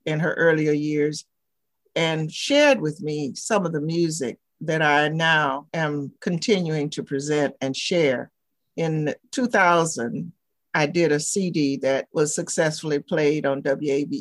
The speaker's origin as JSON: {"language": "English", "region": "the South", "country": "United States", "tie": "born or raised there", "also_born_or_lived": "New Haven, Connecticut", "moved": "as an adult", "said": "growing up in the South"}